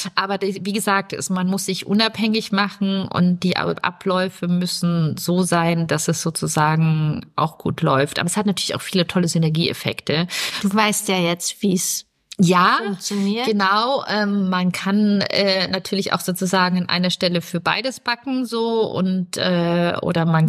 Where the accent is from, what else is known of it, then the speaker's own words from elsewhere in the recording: Bavaria, Germany; moved away; ich komme aus Bayern